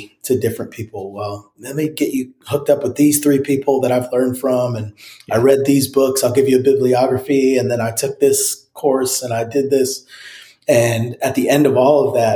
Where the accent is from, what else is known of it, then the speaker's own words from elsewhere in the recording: New Jersey, United States; now in Franklin, United States; I grew up in New Jersey